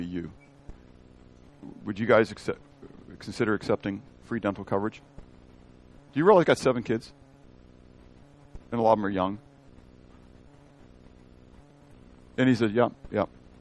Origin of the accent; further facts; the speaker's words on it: United States; as an American